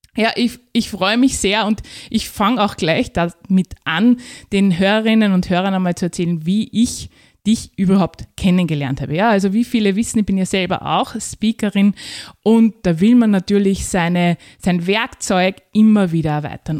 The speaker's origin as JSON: {"language": "German", "country": "Austria", "said": "als Österreicherin"}